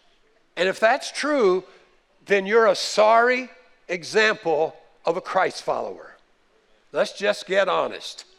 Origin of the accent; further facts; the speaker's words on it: the North, United States; moved away; we were raised in the North